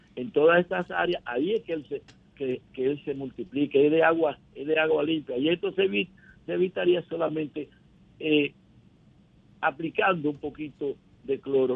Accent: Dominican Republic

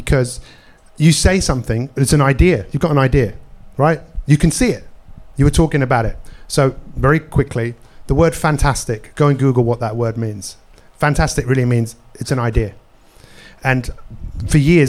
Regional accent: London, United Kingdom; I grew up in Northwest London

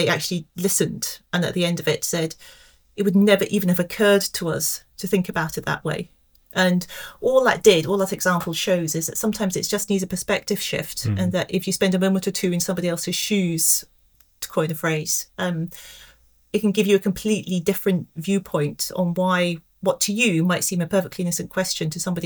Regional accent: Scotland, United Kingdom; moved away; also born or lived in London; growing up in a relatively small village in Scotland

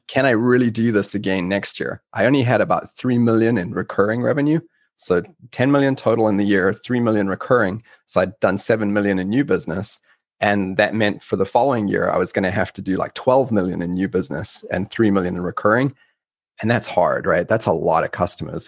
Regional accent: South Africa; moved away; I'm originally from South Africa.

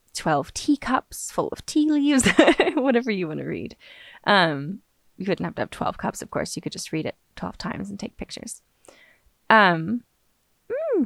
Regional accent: Los Angeles, California, United States; now in Austin, United States; I live pretty much in Austin, Texas, but I grew up in Los Angeles

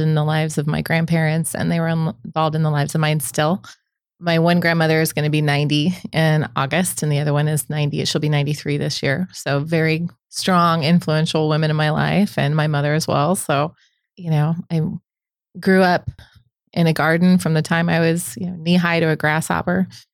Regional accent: Omaha, Nebraska, United States; I'm born and raised in Omaha. I grew up in South Omaha

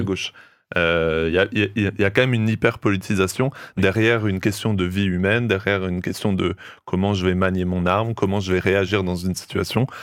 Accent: France; chez nous en France

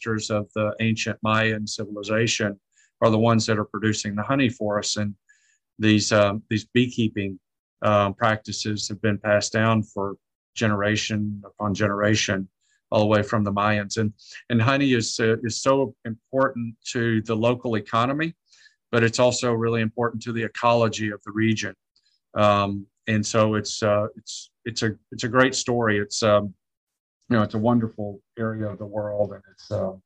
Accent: Arkansas, United States; also born or lived in Latin America / Ecuador; now in Texas, United States; I was raised in Arkansas, but I'm Ecuadorian at heart.

